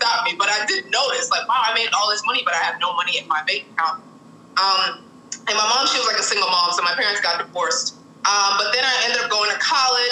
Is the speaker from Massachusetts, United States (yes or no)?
yes; Boston, Massachusetts, United States; So I grew up in Boston, Massachusetts, so born and raised